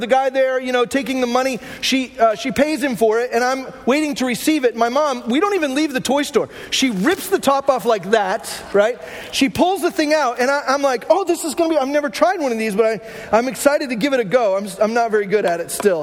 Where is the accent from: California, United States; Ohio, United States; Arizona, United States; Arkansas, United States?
Arizona, United States; Glendale; I grew up in Glendale, Arizona